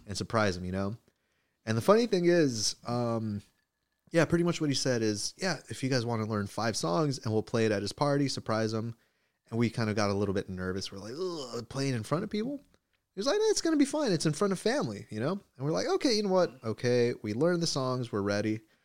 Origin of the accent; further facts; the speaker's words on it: Inglewood, California, United States; accent: American, with Mexican ranch melody; also born or lived in Mexico; I have my own American accent